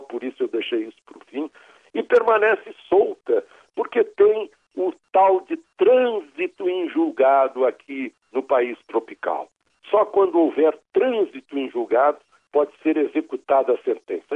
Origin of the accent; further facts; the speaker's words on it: Rio Grande do Sul, Brazil; accent: Rio Grande do Sul pronunciation of L; a minha pronúncia do L lá do Rio Grande do Sul